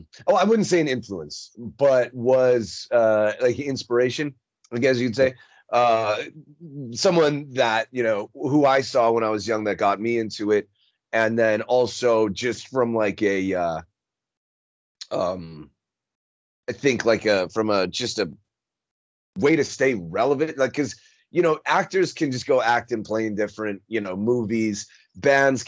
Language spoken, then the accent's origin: English; Minnesota, United States; moved away as an adult; also born or lived in Chicago; now in Las Vegas, United States; I grew up in Minnesota, right? But I moved to Chicago first. Right. As soon as I turned 18, I moved to Chicago.